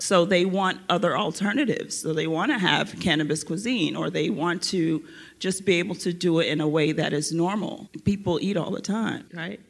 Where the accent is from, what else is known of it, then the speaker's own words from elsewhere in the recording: Florida, United States; moved away as an adult; now in Los Angeles, United States; I'm from Florida